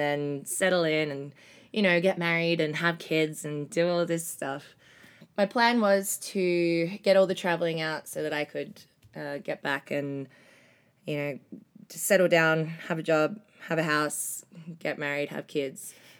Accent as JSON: {"language": "English", "town": "Melbourne", "region": "Victoria", "country": "Australia", "moved": "yes", "said": "I'm from Melbourne, Australia"}